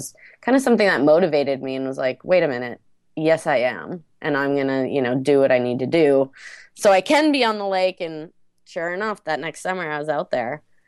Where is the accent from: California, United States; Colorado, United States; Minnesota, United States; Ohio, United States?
Minnesota, United States; tells the story of this young girl growing up in Minnesota in a small town and spending the winters ice fishing, spending the summers on the lake, and, you know, what I've done with myself since moving out of here.